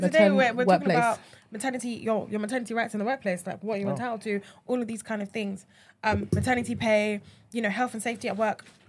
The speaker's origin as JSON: {"language": "English", "country": "Nigeria", "said": "We're not South Asian. We're African. We're Nigerian, you know."}